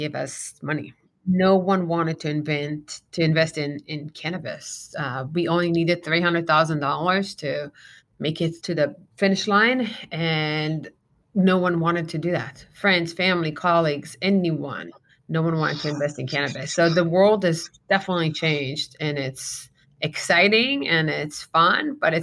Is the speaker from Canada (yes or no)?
no; Israel; now in Arizona, United States; I'm born and raised in Israel.